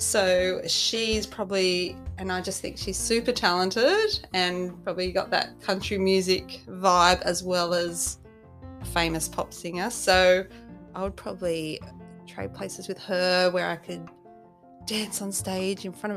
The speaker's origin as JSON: {"language": "English", "town": "Sydney", "region": "New South Wales", "country": "Australia", "tie": "born or raised there", "said": "I was born in Mona Vale in Sydney"}